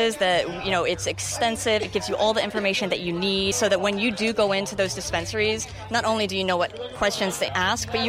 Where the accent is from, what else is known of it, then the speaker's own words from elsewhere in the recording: Seattle, Washington, United States; I'm from Seattle